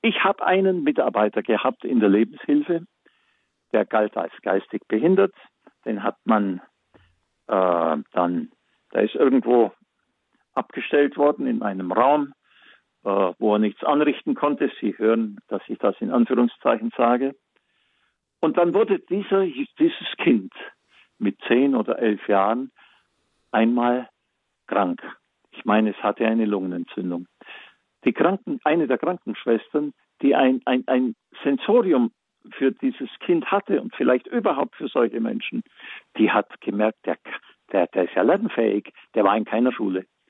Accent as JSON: {"language": "German", "country": "Germany", "said": "bei uns in Deutschland"}